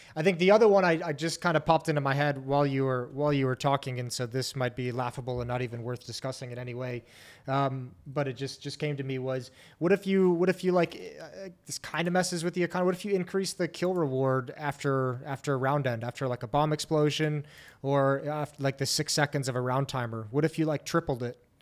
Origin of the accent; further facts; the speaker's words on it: United States; speaking as an American